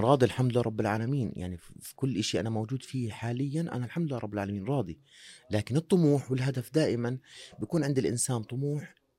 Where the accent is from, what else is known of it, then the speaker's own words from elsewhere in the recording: Jordan; احنا بنحكيها عندنا بالاردن